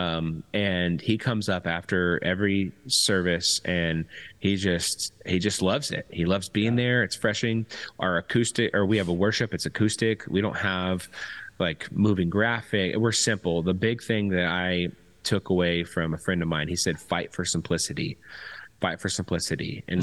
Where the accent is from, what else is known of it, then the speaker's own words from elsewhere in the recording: Temecula, California, United States; moved away as an adult; also born or lived in Long Beach, California; I was born um, in Long Beach, but moved to Temecula when I was five and left when I was 35.